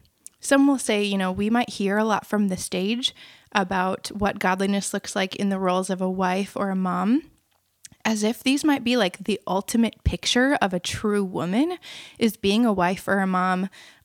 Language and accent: English; Minnesota, United States; now in Cedar Falls, United States; I'm from Minnesota.